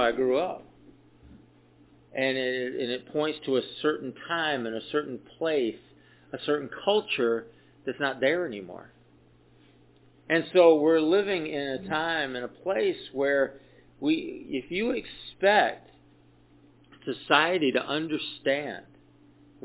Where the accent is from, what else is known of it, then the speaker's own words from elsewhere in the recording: the South, United States; when I was a kid, I grew up in the South